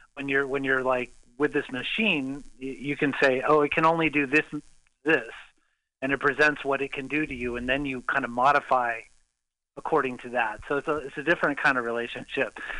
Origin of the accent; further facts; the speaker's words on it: Los Angeles, California, United States; also born or lived in Valencia, California / Sherman Oaks / North Hollywood; I grew up in L.A., Southern California